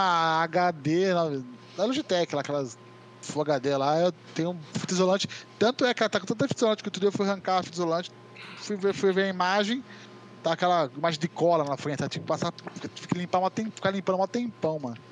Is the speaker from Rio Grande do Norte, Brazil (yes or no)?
no; Itu, São Paulo, Brazil; Eu nasci em São Paulo, mas eu moro em Itu desde, desde pequeno. Meu pai é de Itu sou, sou, então eu falo que eu sou ituano